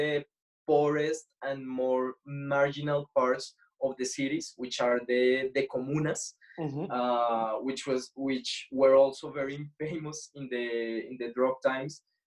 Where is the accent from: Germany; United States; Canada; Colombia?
Colombia; Bogota, Bogotá Capital District; I'm from Bogota